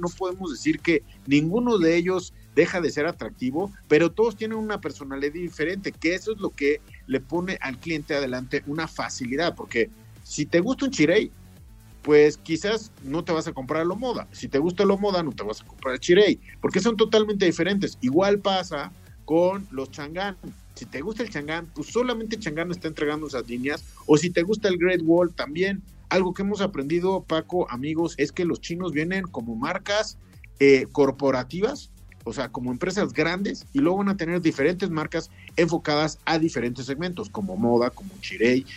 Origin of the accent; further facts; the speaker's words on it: Mexico; como mexicanos